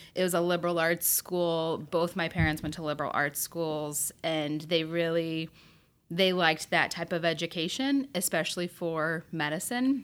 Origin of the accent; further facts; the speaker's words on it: Berne, Indiana, United States; growing up in Bern, Indiana was great